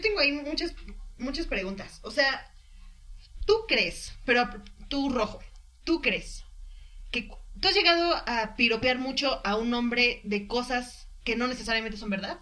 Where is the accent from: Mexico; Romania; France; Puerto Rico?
Mexico; soy mexicana y tengo familia en muchos lados